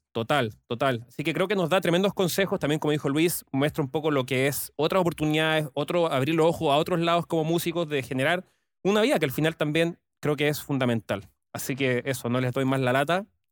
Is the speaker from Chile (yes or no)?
yes; Chile; como chileno